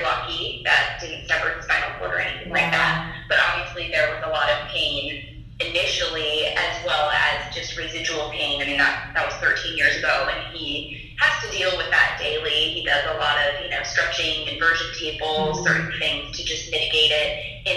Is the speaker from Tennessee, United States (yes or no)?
no; Nebraska, United States; I'm from Nebraska